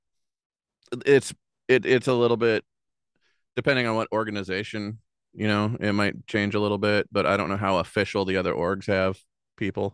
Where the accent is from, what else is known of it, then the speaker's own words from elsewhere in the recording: Dayton, Ohio, United States; now in Indiana, United States; I'm originally from Dayton, Ohio